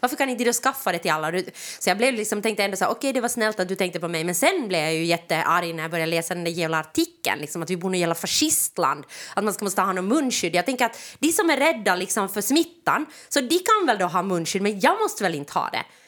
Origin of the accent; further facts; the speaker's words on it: Jakobstad, Ostrobothnia, Finland; now in Helsinki, Finland; jag kommer ju från Österbotten, så det är ju ja. liksom, eller Jakobstad